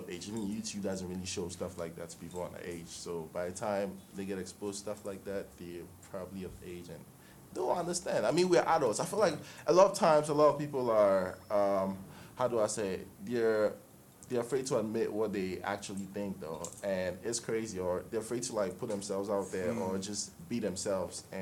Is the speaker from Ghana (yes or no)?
yes; Ghana; also born or lived in Osu, Accra; I'm Ghanaian